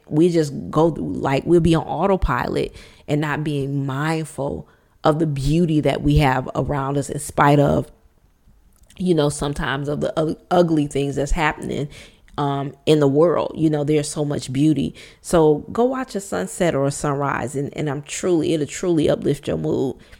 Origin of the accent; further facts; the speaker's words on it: Detroit, Michigan, United States; born and raised in Detroit, Michigan, we call it the D, born and raised in Motown